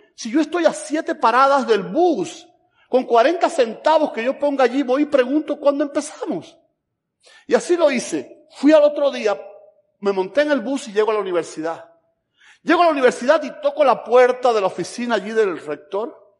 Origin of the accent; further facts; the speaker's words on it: Camagüey, Cuba; moved away as an adult; also born or lived in Havana, Cuba / Tennessee, United States; now in Georgia, United States; vengo de Camagüey